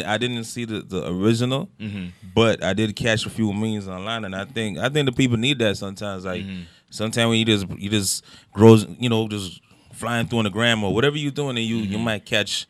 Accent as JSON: {"language": "English", "country": "Jamaica", "tie": "born or raised there", "moved": "yes", "lives_now": "Toronto, Canada", "said": "I'm Jamaican originally"}